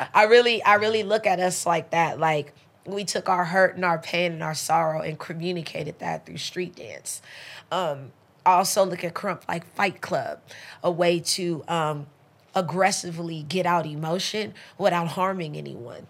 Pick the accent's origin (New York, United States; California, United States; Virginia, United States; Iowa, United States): California, United States; Los Angeles; also born or lived in Belize; I grew up in the slums. I'm in South Central